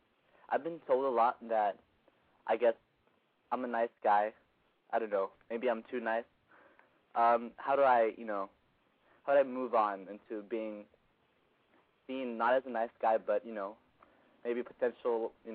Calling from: Los Angeles, California, United States; I'm 18, and I'm calling from Los Angeles.

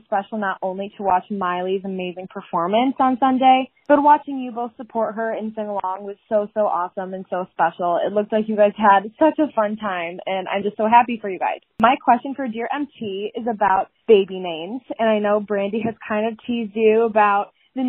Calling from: Michigan, United States; I'm calling from Michigan.

